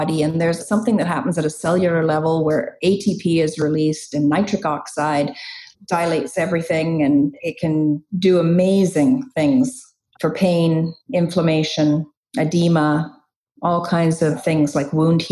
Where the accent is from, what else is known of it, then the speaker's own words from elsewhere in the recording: Chilliwack, British Columbia, Canada; also born or lived in England; I immigrated from England when I was 6 years old, and I've been in Chilliwack ever since.